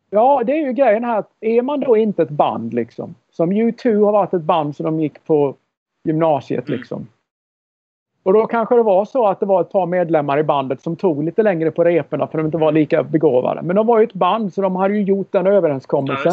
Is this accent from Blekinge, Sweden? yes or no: yes; Karlskrona, Blekinge, Sweden; moved away as an adult; also born or lived in Minneapolis / Nashville; när jag växte upp i Karlskrona.